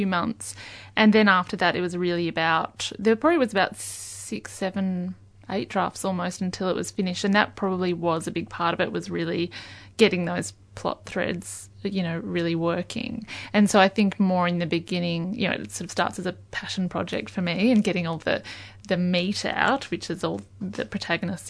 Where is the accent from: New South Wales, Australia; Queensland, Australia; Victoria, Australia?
Victoria, Australia; Yarra Valley; I grew up in the Yarra Valley